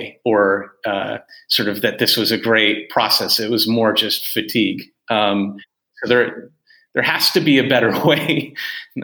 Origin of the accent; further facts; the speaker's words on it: United States; as an American